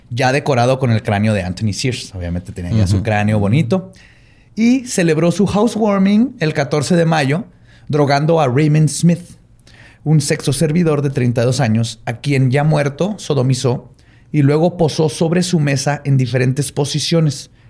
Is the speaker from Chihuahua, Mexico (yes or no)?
yes; Chihuahua, Mexico; Es que soy de Chihuahua.